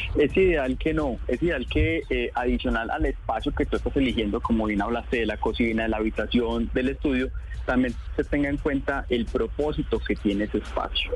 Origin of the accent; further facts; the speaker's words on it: Colombia; Como colombianos a veces tenemos nuestra casa pintada de blanco